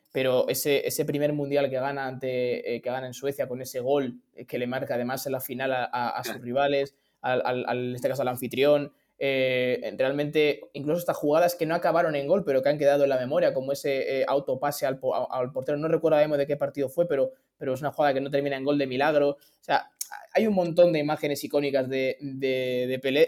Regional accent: Spain; los que somos de España

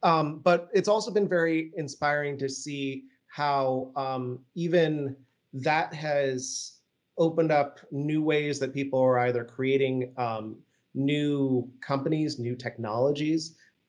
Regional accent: Vienna, Austria; accent: generic American; One, I actually grew up overseas. So contrary to my generic American accent, I actually grew up in Vienna, the city of music

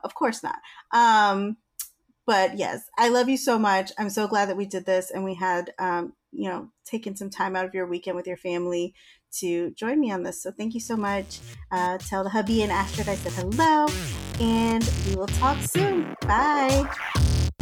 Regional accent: Virginia, United States; I'm from Virginia

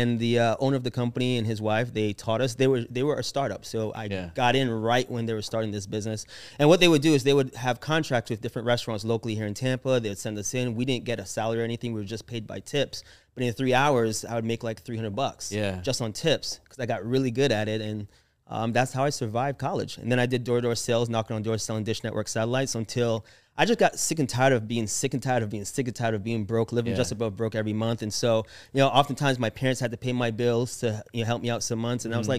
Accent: Jamaica; born there; So I was born in Jamaica. I know I don't have the accent, but I was born there. So I'm authentic Jamaican, even though my friends joke and say I'm a Jafakin.

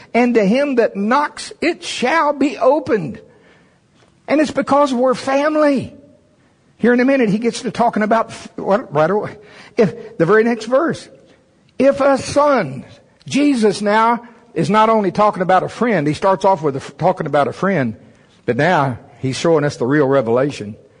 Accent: United States; I'm from Pottawatomie County.

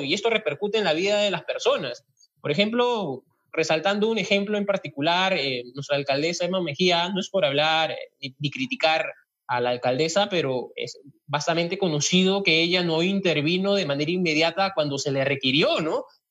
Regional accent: Cachiche, Ica, Peru; yo soy de Cachiche

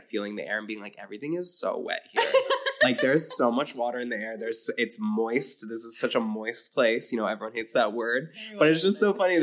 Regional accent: Connecticut, United States; growing up in Connecticut

